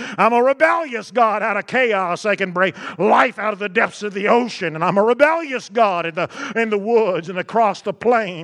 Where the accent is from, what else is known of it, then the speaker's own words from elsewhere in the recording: Texas, United States; I'm from Texas